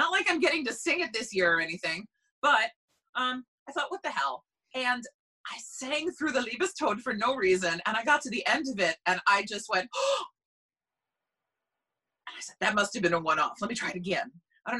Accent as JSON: {"language": "English", "area": "Long Island", "region": "New York", "country": "United States", "moved": "yes", "lives_now": "New Jersey, United States", "said": "I'm from Long Island"}